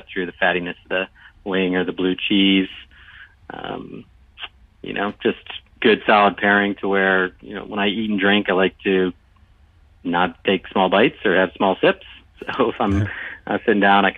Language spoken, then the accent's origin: English; Buffalo, New York, United States; I'm from Buffalo